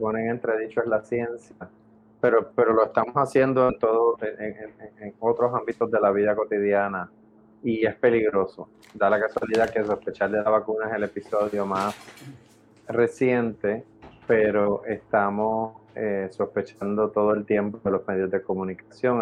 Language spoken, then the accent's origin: Spanish; Puerto Rico; somos un territorio estadounidense